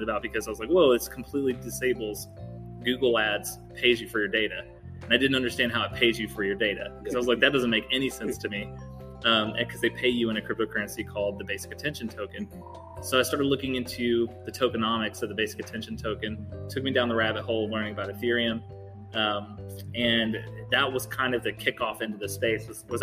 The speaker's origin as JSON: {"language": "English", "town": "Mount Washington", "region": "Kentucky", "country": "United States", "tie": "born or raised there", "also_born_or_lived": "Louisville, Kentucky", "said": "I'm homegrown. I guess I grew up in Mount Washington, so just south of Louisville."}